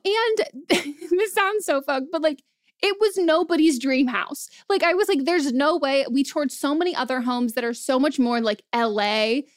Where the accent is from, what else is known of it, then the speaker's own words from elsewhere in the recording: Marin County, California, United States; I grew up in Marin County, like a very expensive place